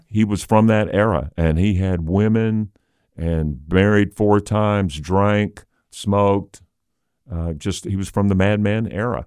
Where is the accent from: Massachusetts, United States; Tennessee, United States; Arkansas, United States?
Arkansas, United States; Little Rock; I grew up in Hillcrest, which is about twenty-five minutes from here